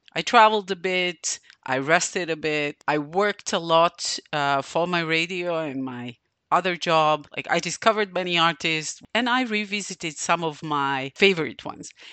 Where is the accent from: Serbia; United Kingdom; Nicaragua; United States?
Serbia; Novi Sad, Vojvodina; it's happening in my hometown